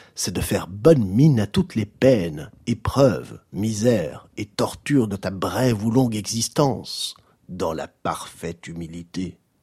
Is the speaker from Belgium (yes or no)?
yes; Belgium; Un type qui a un gros coup, c'est un déconnec chez nous en Belgique